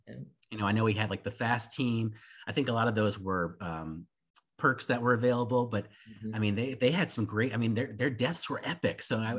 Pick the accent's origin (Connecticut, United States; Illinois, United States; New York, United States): Connecticut, United States; moved away; I grew up in Connecticut